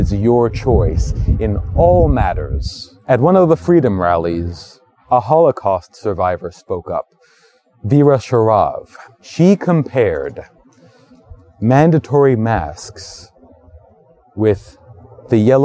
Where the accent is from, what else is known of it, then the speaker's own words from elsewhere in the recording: New York City, New York, United States; I've been living in New York all my life. I was born in Brooklyn